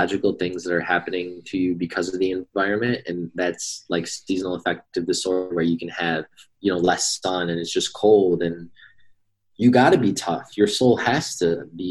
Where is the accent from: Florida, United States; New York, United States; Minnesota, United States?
New York, United States; now in Arizona, United States; I'm from New York. In fact, I'm going back home tomorrow